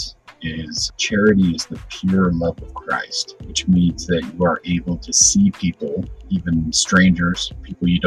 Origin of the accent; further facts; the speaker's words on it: Boise, Idaho, United States; also born or lived in Meridian, Idaho; I grew up in Boise, Idaho